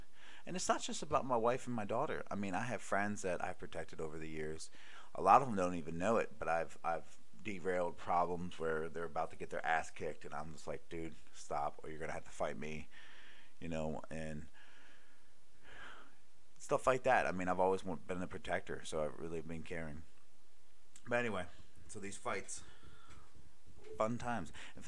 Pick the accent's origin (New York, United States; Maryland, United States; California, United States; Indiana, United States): Maryland, United States; Baltimore; also born or lived in Honolulu / Cleveland; I used to live in Honolulu, Hawaii. I used to live in Cleveland, Ohio. I used to live, and I'm from Baltimore.